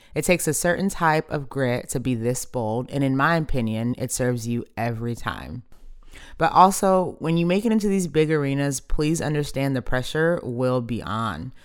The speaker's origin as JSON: {"language": "English", "town": "Dallas", "region": "Texas", "country": "United States", "tie": "born or raised there", "said": "I grew up in Dallas, literally the home of America's team."}